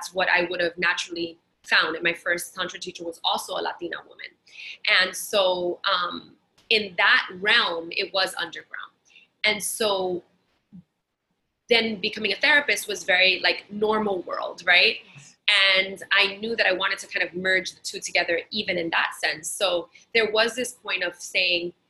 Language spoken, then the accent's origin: English; New York City, New York, United States; me in Brooklyn and Queens